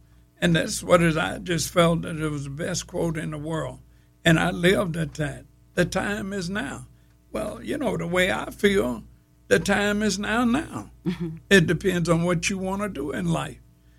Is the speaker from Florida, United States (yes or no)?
no; Grambling, Louisiana, United States; When I went to Kansas State University, I told everybody, I'm from Grambling.